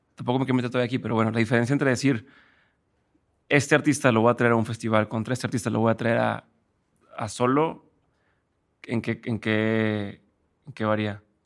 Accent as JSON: {"language": "Spanish", "town": "Monterrey", "region": "Nuevo León", "country": "Mexico", "said": "yo soy de Monterrey"}